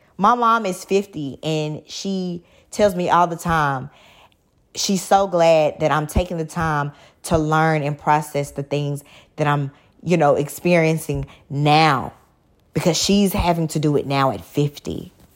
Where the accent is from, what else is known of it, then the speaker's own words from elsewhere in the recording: Dallas, Texas, United States; I'm from Dallas